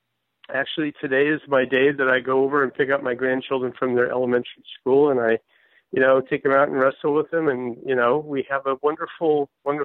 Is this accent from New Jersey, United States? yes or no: no; Eureka, California, United States; now in Santa Monica, United States; I grew up in a little town in Northern California called Eureka, California, and found my kind of tumble down the state of California, went to a college called Davis, UC Davis.